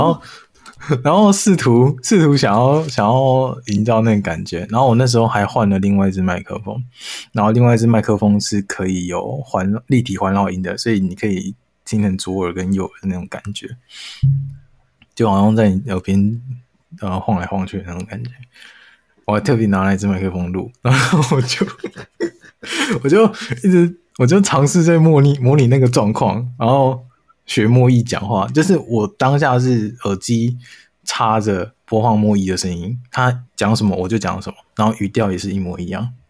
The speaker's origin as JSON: {"language": "Chinese", "country": "Taiwan", "said": "但是我们。台湾人听了没感觉"}